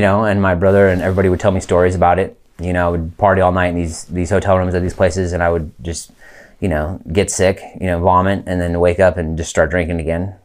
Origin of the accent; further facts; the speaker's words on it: Lake County, California, United States; also born or lived in Colorado / San Mateo, California; we moved from Colorado to California